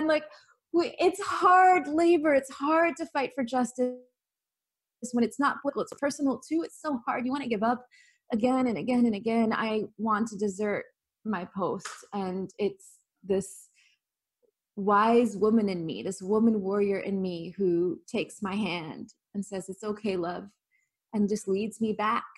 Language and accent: English; the farmlands of California, United States; As a little girl growing up in the farmlands of California, predominantly white, predominantly Christian